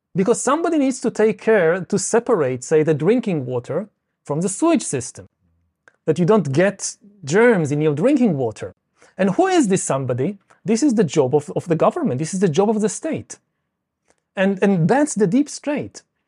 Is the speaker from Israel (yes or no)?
yes; Israel; I come from Israel.